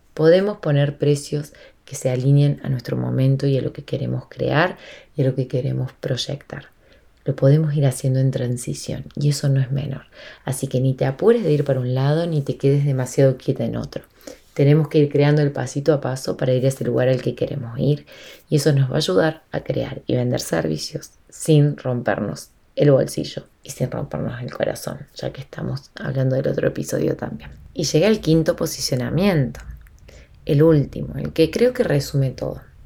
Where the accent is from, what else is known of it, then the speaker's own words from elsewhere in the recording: Argentina; Yo estoy en Argentina y soy de Argentina en este momento, eh, estoy acá